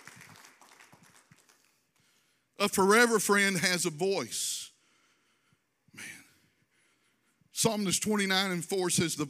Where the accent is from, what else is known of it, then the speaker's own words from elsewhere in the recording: Louisville, Kentucky, United States; growing up in Louisville, we owned my grandparents' farm almost down on the Tennessee, so on the Tennessee border